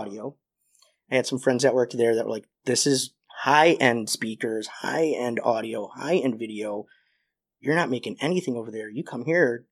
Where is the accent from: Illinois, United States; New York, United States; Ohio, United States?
Illinois, United States; Joliet; I grew up in Joliet